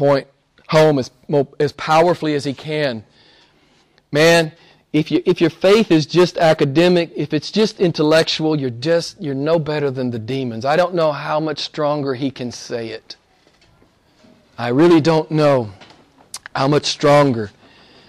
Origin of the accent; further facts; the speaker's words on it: United States; my home country, some famous preacher in the U.S.